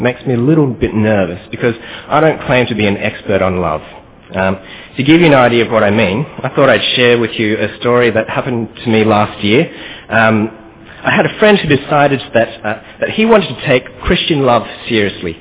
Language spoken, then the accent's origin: English; Australia; accent: Australian; moved away as an adult; now in Kuala Lumpur, Malaysia; My parents are actually from KL itself as well, but I grew up in Australia